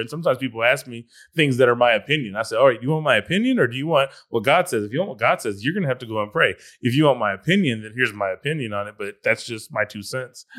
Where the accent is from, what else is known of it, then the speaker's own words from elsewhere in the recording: California, United States; I'm from California